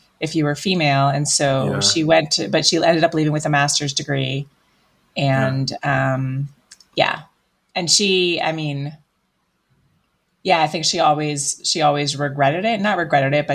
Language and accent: English; Illinois near Chicago, United States; also born or lived in Piscataway, New Jersey / Belgium; now in Colorado, United States; I was born in New Jersey, and I lived there until I was about 8, and then I was raised mostly in Illinois near Chicago.